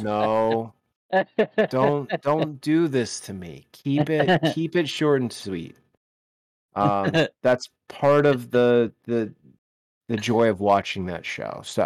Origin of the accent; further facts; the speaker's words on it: the South, United States; accent: southern; moved away; My southern accent starts to come out real well